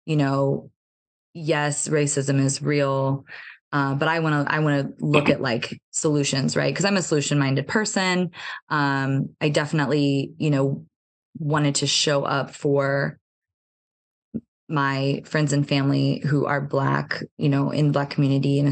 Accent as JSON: {"language": "English", "country": "United States", "tie": "born or raised there", "said": "growing up in America"}